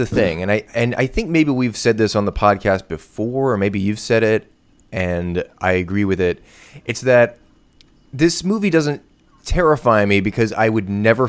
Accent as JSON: {"language": "English", "region": "near the Appalachian Mountains", "country": "United States", "tie": "born or raised there", "said": "I grew up near the Appalachian Mountains"}